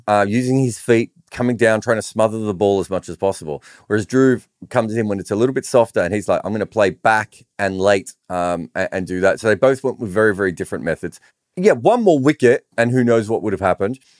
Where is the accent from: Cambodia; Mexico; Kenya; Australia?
Australia; I grew up in Australian cricket when they were really good